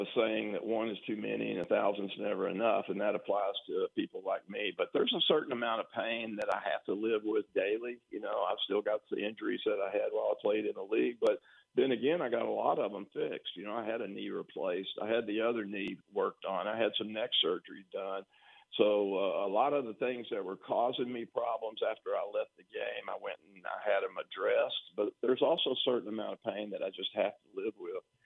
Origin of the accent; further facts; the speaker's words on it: Tyler, Texas, United States; I came from Tyler Lee, and all we had was like a universal gym